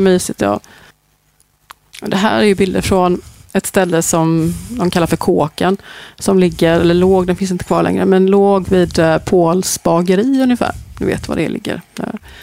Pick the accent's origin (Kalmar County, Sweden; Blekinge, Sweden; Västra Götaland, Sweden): Västra Götaland, Sweden; Gothenburg; jag är uppväxt i Hammarkull under den här perioden